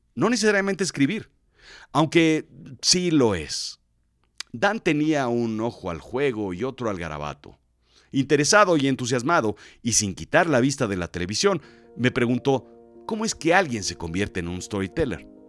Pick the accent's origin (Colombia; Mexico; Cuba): Mexico; Soy de México